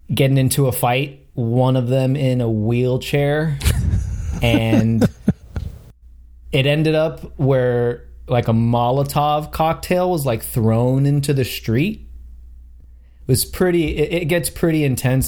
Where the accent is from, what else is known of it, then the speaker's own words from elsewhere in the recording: Miami, Florida, United States; I'm from Miami, Florida